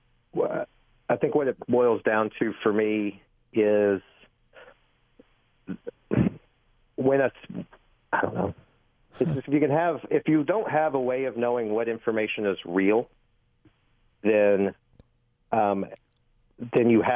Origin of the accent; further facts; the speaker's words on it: Arkansas, United States; now in New York, United States; I'm from Arkansas